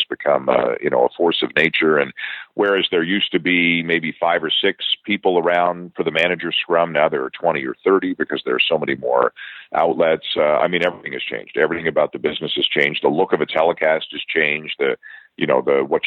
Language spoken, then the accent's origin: English; Toronto, Ontario, Canada; I'm from Toronto, born and raised